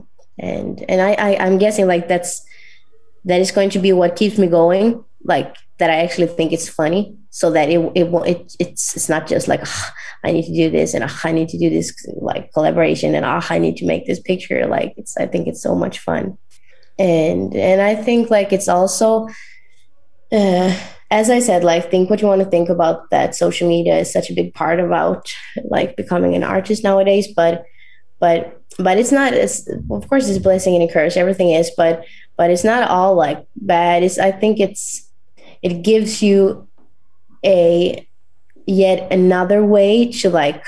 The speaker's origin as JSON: {"language": "English", "region": "northern Sweden", "country": "Sweden", "tie": "born or raised there", "said": "my hometown in north of Sweden"}